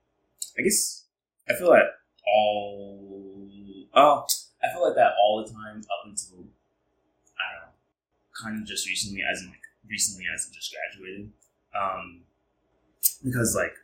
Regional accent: New York City, New York, United States; I am from Harlem, New York, born and raised

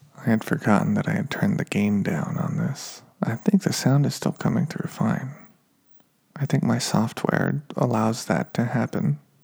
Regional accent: Reno, Nevada, United States; now in Los Angeles, United States; growing up in Reno, Nevada

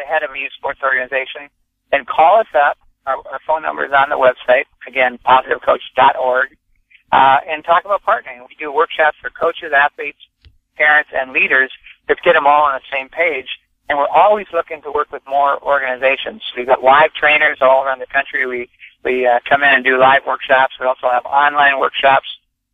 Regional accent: North Dakota, United States; now in California, United States; I grew up in North Dakota. You know, the plains, that's always in your blood. I'm living in California now

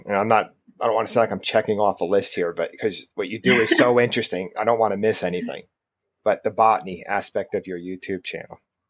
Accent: Northeast, United States; again, I'm from the Northeast, you're from Canada. We don't see that.

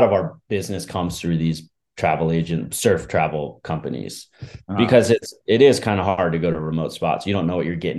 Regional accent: East Coast, United States; I was like, you know, growing up on the East Coast.

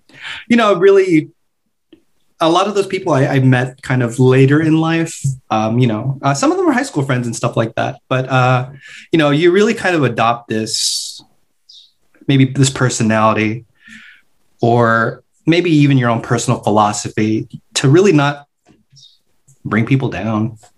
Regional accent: Philippines; We're both Filipino.

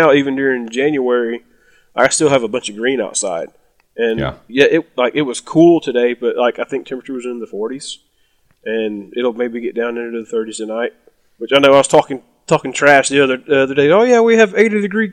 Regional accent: South Alabama, United States; I'm from South Alabama

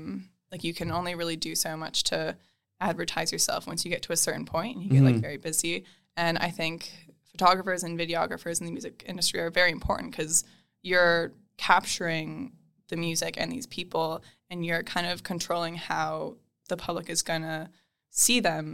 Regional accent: Princeton, Minnesota, United States; The town is called Princeton. It's a town. I think when I grew up there, it was like 4,500, 5,000 people.

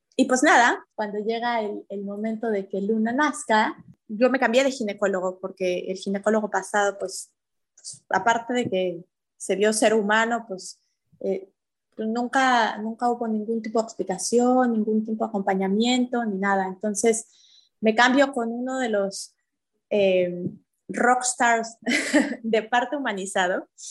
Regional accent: Mexico City, Mexico; moved away as an adult; now in Puerto Aventuras, Mexico; yo nací en la Ciudad de México y me acabo de venir hace una semana a vivir acá a Aventuras

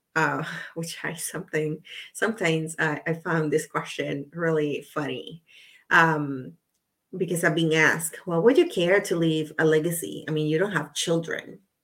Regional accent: Puerto Rico; I'm from Puerto Rico. So I saw her on TV as I was growing up

